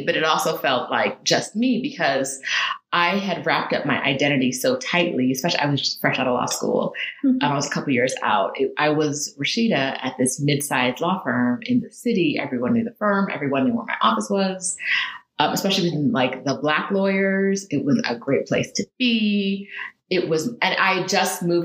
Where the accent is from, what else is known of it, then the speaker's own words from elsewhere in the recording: Riverside, California, United States; moved away as an adult; also born or lived in London, United Kingdom; now in Mexico City, Mexico; I grew up in California